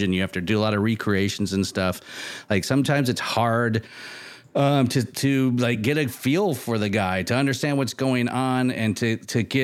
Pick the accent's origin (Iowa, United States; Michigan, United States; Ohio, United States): Michigan, United States; now in San Francisco, United States; I live in San Francisco, moving to California, I'm from Michigan